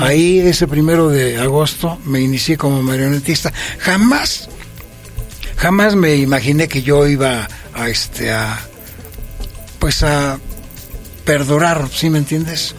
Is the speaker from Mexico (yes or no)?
yes; Toluca, State of Mexico, Mexico; also born or lived in Villa Victoria, State of Mexico; yo soy nativo del municipio de Villa Victoria. Sí. Y que me desarrollé a, a, partir de los cinco años hasta la fecha en este pueblo que es tan yo lo, lo quiero mucho, que se llama San Mateo Oxtotitlán. Mm. También de Toluca.